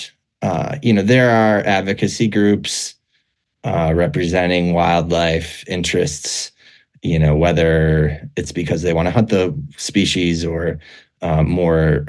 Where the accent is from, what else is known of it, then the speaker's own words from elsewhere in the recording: Minneapolis, Minnesota, United States; moved away as an adult; also born or lived in Boulder, Colorado; now in Wyoming, United States; I really loved growing up in Minnesota, and I spent a lot of time in the Northwoods, and I grew up in the Twin Cities area